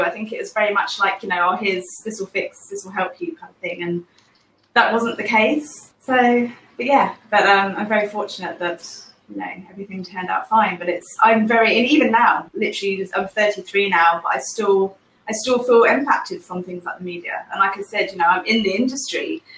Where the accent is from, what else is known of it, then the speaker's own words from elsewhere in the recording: England, United Kingdom; now in Singapore; I'm from England originally, but I'm currently living in Singapore